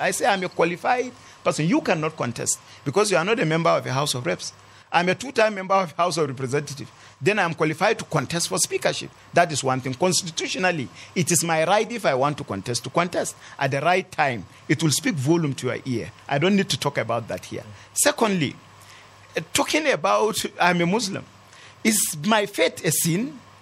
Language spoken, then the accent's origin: English; Kanam, Plateau, Nigeria; my ancestral land in Kanam